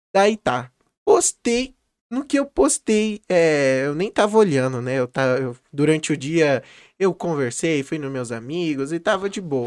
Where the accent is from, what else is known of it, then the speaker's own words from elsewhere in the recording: Campo Grande, Mato Grosso do Sul, Brazil; nascido e criado aqui em Campo Grande, a minha terra natal.